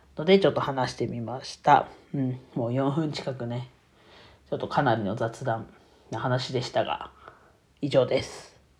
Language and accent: Japanese; Iwate, Japan; 自分はね、岩手県出身なので